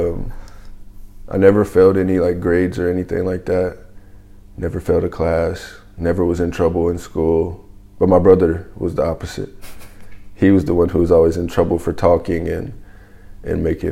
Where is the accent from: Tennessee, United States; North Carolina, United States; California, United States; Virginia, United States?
Tennessee, United States; Chattanooga; moved away as an adult; I'm from Chattanooga, Tennessee.